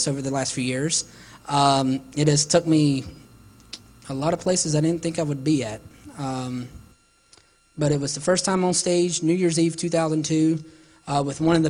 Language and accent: English; Salisbury, North Carolina, United States; my hometown church, Gospel Light Baptist Church in Salisbury, North Carolina